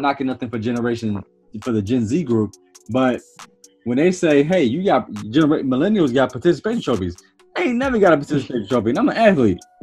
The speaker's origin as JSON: {"language": "English", "region": "Maryland", "country": "United States", "said": "I'm first generation from Maryland. You know, er, my, mm. my parents from you know down south"}